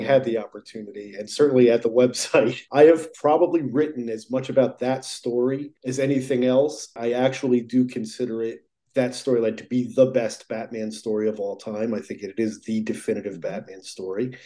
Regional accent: New Jersey, United States; I grew up in New Jersey

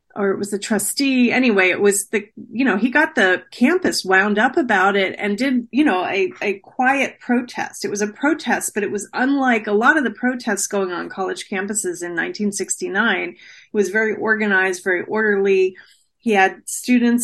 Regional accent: New Jersey, United States; I grew up in New Jersey

